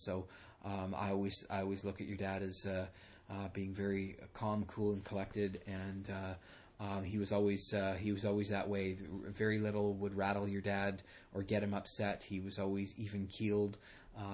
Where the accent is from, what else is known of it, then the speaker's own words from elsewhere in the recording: Burnaby, British Columbia, Canada; we grew up in Burnaby, I lived further east from your dad